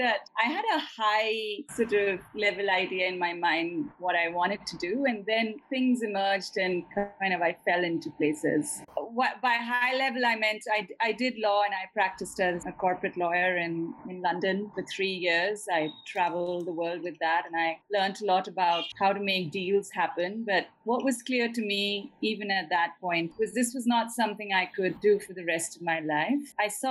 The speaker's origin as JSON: {"language": "English", "area": "foothills of the Himalayas", "region": "northern India", "country": "India", "tie": "born or raised there", "said": "that's also an area that I spent a lot of time growing up in India"}